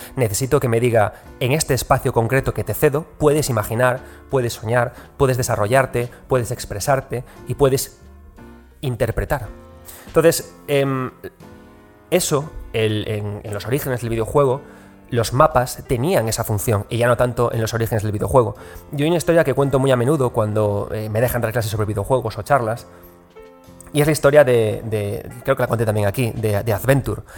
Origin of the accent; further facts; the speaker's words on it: Galicia, Spain; como buen gallego